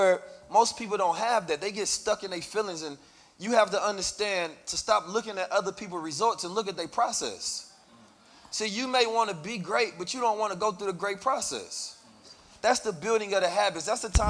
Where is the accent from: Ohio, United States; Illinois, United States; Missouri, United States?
Missouri, United States; St. Louis; also born or lived in Oakland, United States; You know, growing up in St. Louis and Oakland, California, those are very dangerous environments.